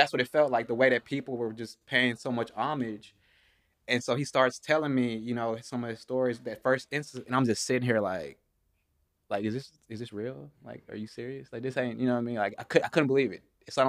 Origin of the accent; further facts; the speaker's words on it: Shreveport, Louisiana, United States; also born or lived in Los Angeles; I'm from Los Angeles. Mm-hmm. I ended up moving to Shreveport, Louisiana when I was younger.